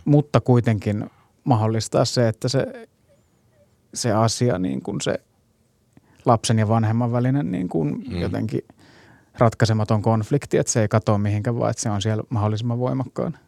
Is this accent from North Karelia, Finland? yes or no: no; Hyvinkää, Uusimaa, Finland; mun juuret oli kuitenkin siellä hyvinkään niin kuin kesäteatterityyppisessä meiningissä